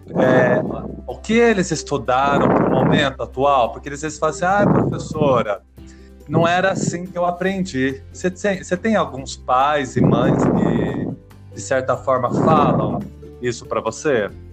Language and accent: Portuguese; São José do Rio Preto, São Paulo, Brazil; accent: caipira; onde eu nasci, São José do Rio Preto